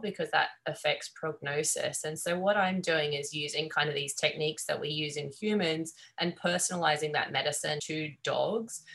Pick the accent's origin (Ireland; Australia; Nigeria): Australia; accent: Australian; moved away as an adult; now in Corvallis, United States; growing up in Australia